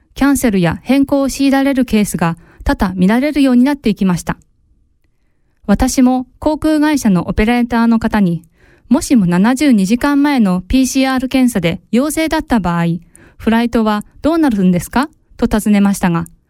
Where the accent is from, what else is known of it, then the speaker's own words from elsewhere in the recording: Japan; now in Switzerland; 約3年ぶりに日本へ里帰りをし